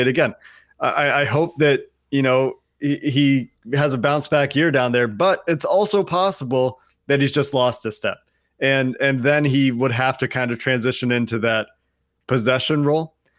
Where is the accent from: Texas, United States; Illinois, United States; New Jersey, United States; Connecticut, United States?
Illinois, United States; Chicago; I was born in Chicago